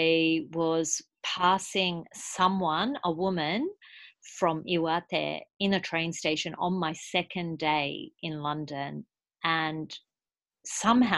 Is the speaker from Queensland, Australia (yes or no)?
yes; Brisbane, Queensland, Australia; moved away as an adult; now in Japan; I'm from Brisbane, Australia, and I studied industrial design at university there